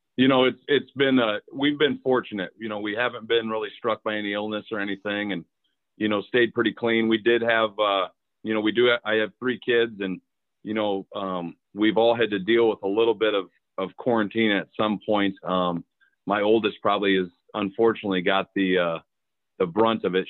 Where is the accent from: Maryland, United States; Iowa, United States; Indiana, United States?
Iowa, United States; Cedar Falls; grew up in Cedar Falls, Iowa